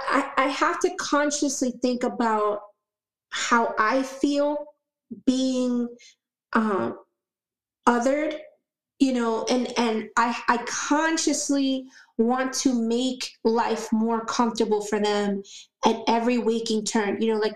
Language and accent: English; Florida, United States; also born or lived in Puerto Rico / Orlando area / Tampa area; You know, I grew up here in Florida. I came to the United States, or the mainland United States, I should say, from Puerto Rico when I was just 7 years old.